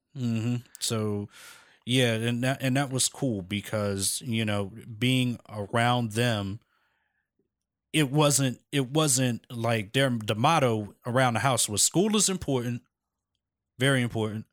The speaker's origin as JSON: {"language": "English", "town": "Philadelphia", "region": "Pennsylvania", "country": "United States", "tie": "born or raised there", "said": "born and raised in Philadelphia, Pennsylvania"}